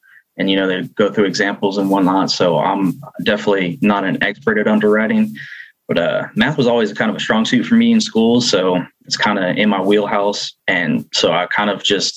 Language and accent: English; Cincinnati, Ohio, United States; moved away as an adult; now in Tulsa, United States; I'm originally from Cincinnati, Ohio. I live in Tulsa, Oklahoma now.